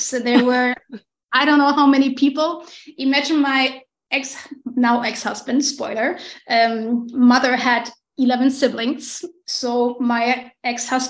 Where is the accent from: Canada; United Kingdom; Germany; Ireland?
Germany; Hamburg; moved away as an adult; also born or lived in Orlando, Florida; now in Mexico; I'm from Hamburg in Northern Germany, and that's where I've been born and raised